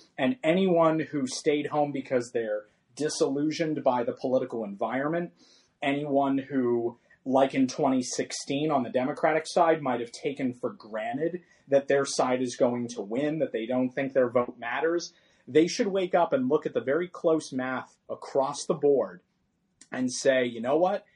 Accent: California, United States; my home state of California

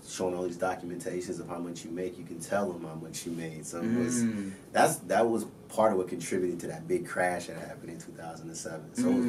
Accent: Minnesota, United States; moved away as an adult; now in Los Angeles, United States; Originally from Minnesota.

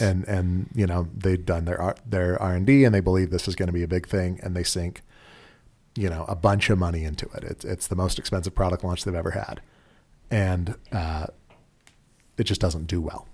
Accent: Utah, United States; we're from Utah

